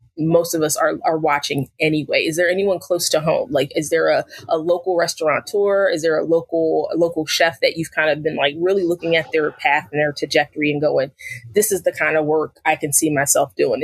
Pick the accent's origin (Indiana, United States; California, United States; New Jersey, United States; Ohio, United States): New Jersey, United States; moved away; also born or lived in Arizona; I lived in Arizona, I grew up in New Jersey.